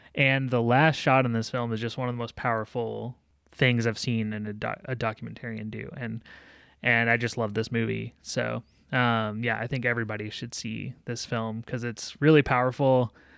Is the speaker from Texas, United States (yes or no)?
yes; Texas, United States; where I grew up in Texas and in, in a smaller town